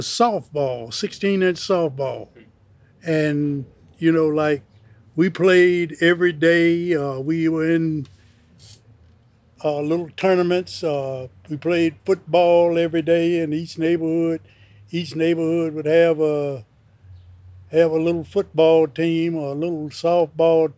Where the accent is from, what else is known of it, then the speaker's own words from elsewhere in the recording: Chicago, Illinois, United States; also born or lived in Mississippi; I was born in 1937 in Mississippi, and I was raised in Chicago, Illinois. I came to Chicago when I was 2.